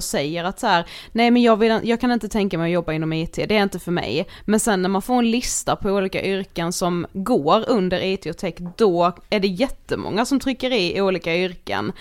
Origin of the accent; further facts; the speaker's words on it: Karlshamn, Blekinge, Sweden; moved away; i Karlshamn mm. som vi kommer ifrån